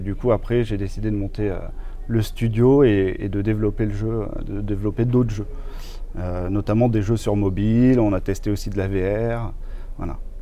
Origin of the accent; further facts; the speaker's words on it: Tours, Centre-Val de Loire, France; je suis de Tours, j'ai fait l'école Brassard à Tours